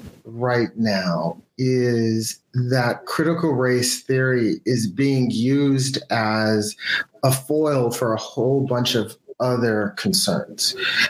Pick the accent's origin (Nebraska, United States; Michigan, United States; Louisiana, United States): Michigan, United States; Ann Arbor; now in Kentucky, United States; I was born in the University of Michigan Hospital.